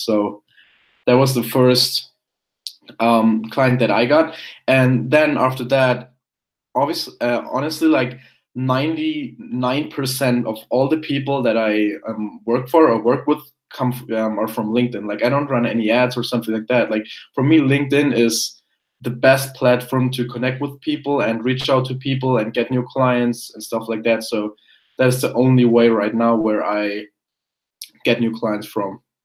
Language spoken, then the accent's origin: English; Germany; English is a second language; I was born in Germany. Um, went to went to primary school there, high school, all that kind of stuff